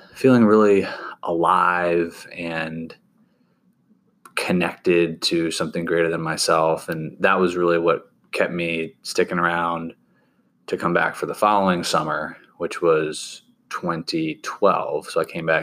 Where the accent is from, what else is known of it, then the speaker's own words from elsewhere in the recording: Sandy Springs, Georgia, United States; originally born and raised in Sandy Springs, Georgia, which is a suburb just north of Atlanta